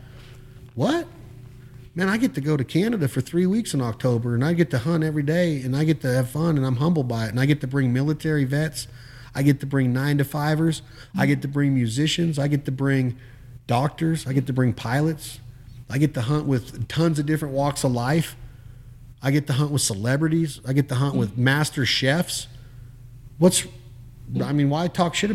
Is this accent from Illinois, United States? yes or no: no; Reno, Nevada, United States; now in Arkansas, United States; But I'm from the city. I'm from Reno, Nevada. I grew up around casinos